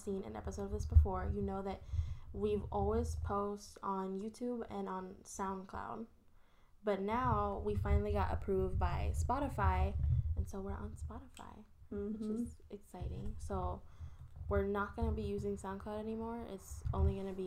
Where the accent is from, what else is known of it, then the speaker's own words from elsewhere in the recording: the Bay Area, California, United States; now in Los Angeles, United States; we're from the Bay, so it doesn't snow there.